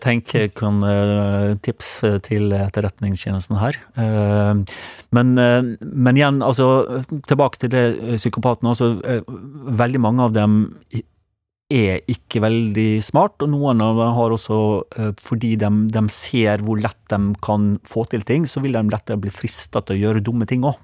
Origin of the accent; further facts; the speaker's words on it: Sunnmøre, Møre og Romsdal, Norway; jeg er jo sunnmøring